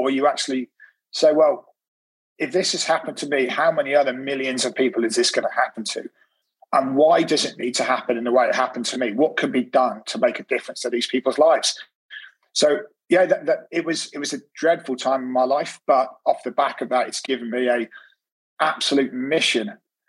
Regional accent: Cornwall, South West England, United Kingdom; also born or lived in Liverpool; And we moved down to Cornwall when we were five. Beautiful place.

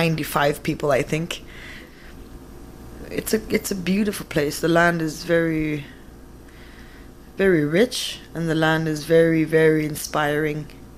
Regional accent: Kuujjuaq, Quebec, Canada; I'm from Kutjuak, Nunavik.

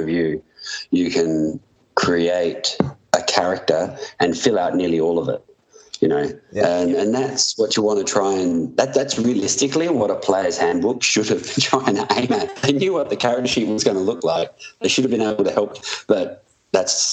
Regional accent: Adelaide, South Australia, Australia; moved away as an adult; I had access to a European passport or a British passport because I'm from Adelaide

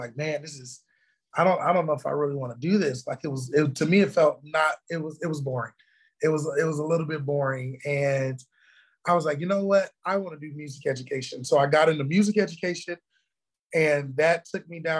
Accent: Orlando, Florida, United States; moved away as an adult; also born or lived in Connecticut; now in Austin, United States; growing up in Orlando

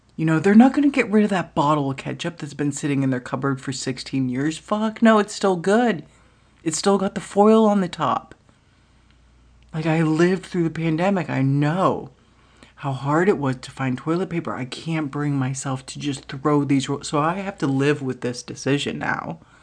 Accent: United States; I did not grow up in Norway. I grew up in America

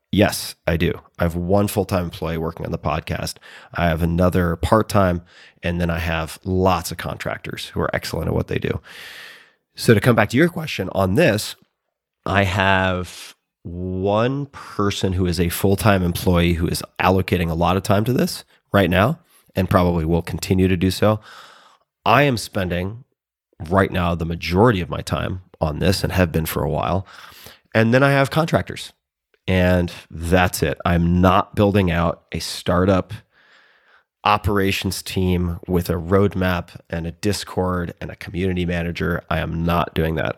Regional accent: Long Island, New York, United States; I'm from Long Island

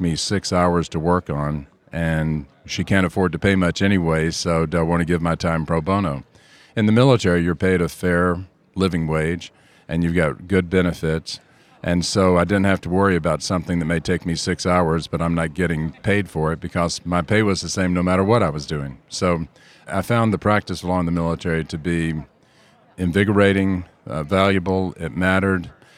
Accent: Georgia, United States; I'm from Georgia, and I actually requested an assignment in the southeast or southwest or somewhere overseas.

